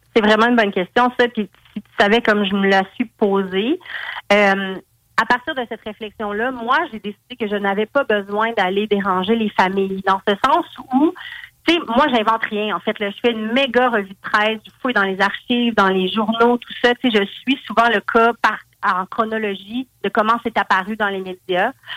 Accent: Val-d'Or, Quebec, Canada; je viens de Val d'Or

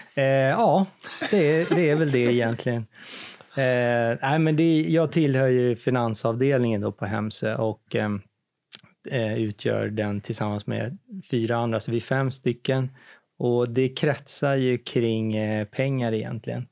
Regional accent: Ektorp, Stockholm County, Sweden; jag är född i Ektorp

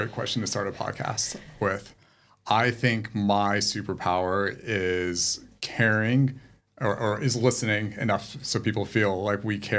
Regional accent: United States; moved away as an adult; also born or lived in England; now in Sydney, Australia; I am American, perhaps?

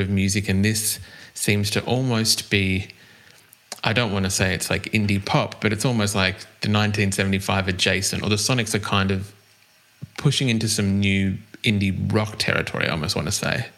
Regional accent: Australia; accent: Australian

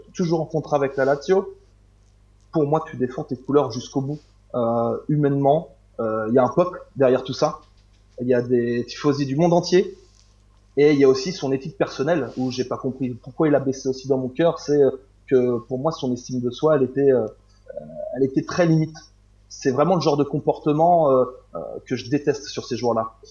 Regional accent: Normandy, France; je suis de Normandie

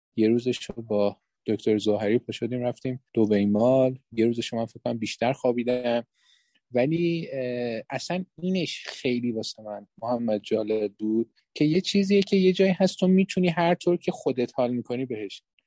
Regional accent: Iran; ما خودمونم که بالاخره در همینجا بزرگ شدیم

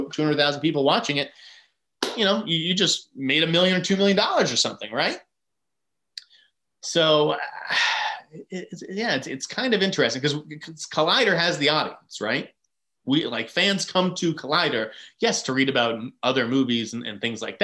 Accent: Boston, Massachusetts, United States; we're from Boston

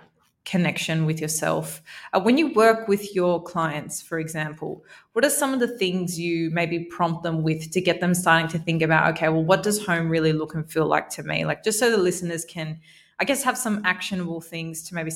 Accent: Sydney, New South Wales, Australia; moved away as an adult; also born or lived in Melbourne, Australia; now in Dubai, United Arab Emirates; I was born in Melbourne, yeah. but I grew up in Sydney

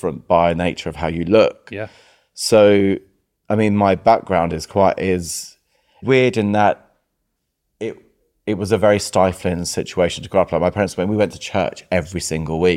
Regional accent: Croydon, London, United Kingdom; I was born in Croydon. My parents were immigrants from Cyprus

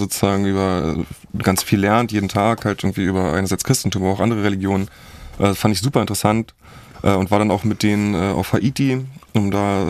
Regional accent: Berlin, Germany; Ich bin groß geworden in Zehlendorf, ziemlich behütet

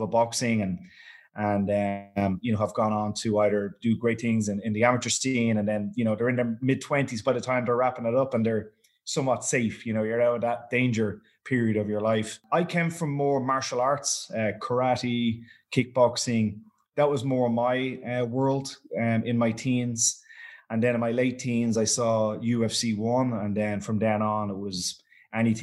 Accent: Dublin, Leinster, Ireland; I'm from Dublin

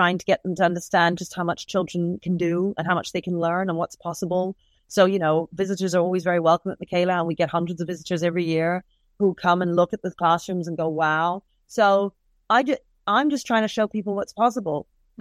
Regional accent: United Kingdom; So what if I'm of Caribbean descent? We're both British.

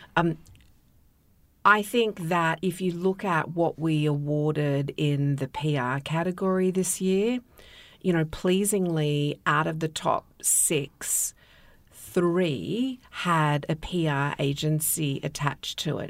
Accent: Australia; moved away; my home country

